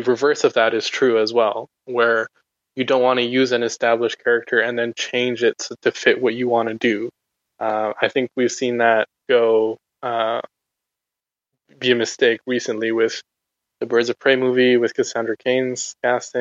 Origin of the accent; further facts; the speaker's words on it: Abu Dhabi, United Arab Emirates; I was actually growing up in the Middle East in Abu Dhabi